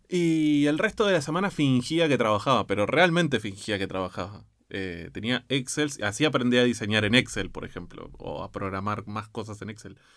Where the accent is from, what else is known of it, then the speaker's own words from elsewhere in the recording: Argentina; como argentino